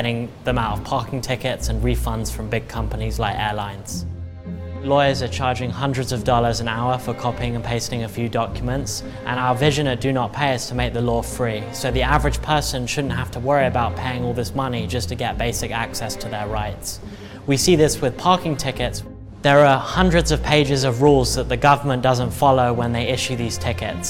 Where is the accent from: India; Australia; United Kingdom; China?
United Kingdom; England; now in United States; I'm originally from England, and when I moved here, I was a terrible driver